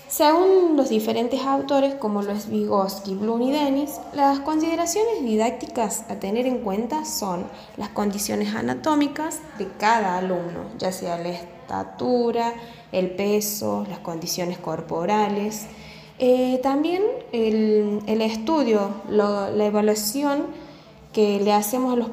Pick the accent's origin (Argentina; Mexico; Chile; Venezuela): Argentina; Villa Tulumba, Córdoba; soy de Villa Tulumba